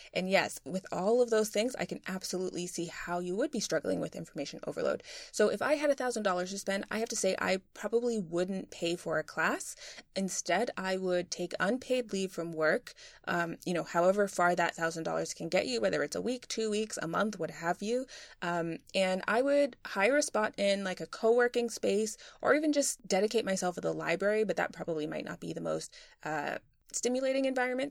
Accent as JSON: {"language": "English", "town": "Boston", "region": "Massachusetts", "country": "United States", "also_born_or_lived": "London", "moved": "as an adult", "said": "I'm from Boston originally"}